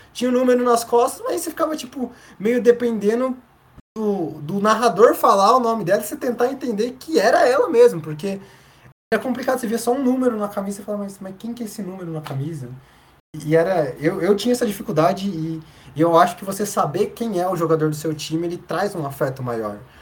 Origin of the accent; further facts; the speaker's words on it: São José dos Campos, São Paulo, Brazil; eu sou oriundo de São José dos Campos